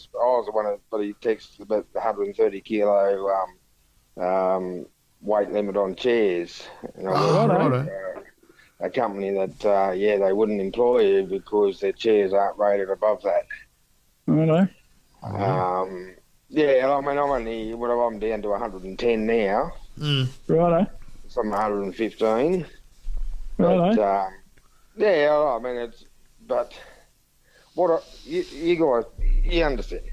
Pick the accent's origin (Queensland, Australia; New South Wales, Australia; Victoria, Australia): New South Wales, Australia; Gunning; I grew up in Gunning as a kid